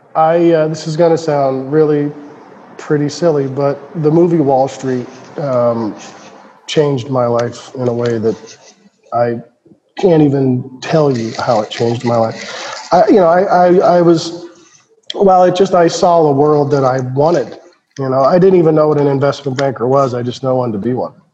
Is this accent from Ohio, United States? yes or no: yes; Cincinnati, Ohio, United States; was born and raised in Cincinnati, Ohio